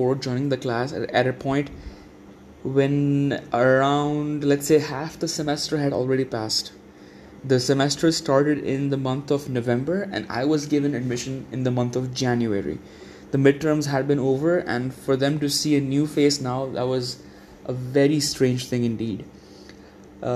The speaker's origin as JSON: {"language": "English", "region": "Dubai", "country": "United Arab Emirates", "moved": "yes", "lives_now": "Islamabad, Pakistan", "said": "I was from Dubai"}